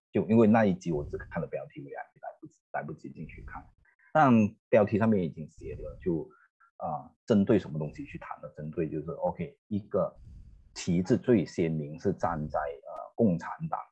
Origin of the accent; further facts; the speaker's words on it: Malaysia; 我们都马来西亚人